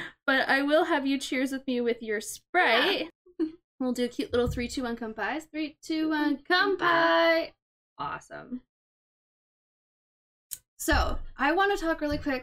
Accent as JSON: {"language": "English", "country": "United States", "moved": "yes", "said": "I'm from the States."}